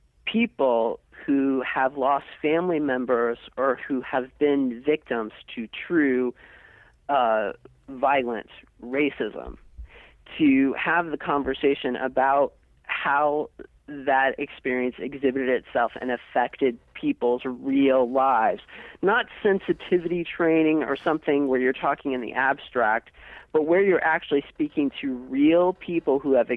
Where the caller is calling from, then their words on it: Chicago, Illinois, United States; from Chicago.